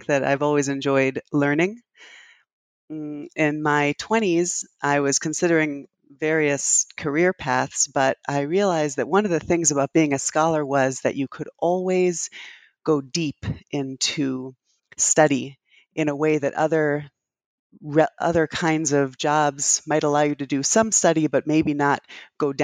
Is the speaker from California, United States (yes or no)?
no; New Haven, Connecticut, United States; also born or lived in London, England; now in Boston, United States; I grew up in New Haven, Connecticut, and in London, England.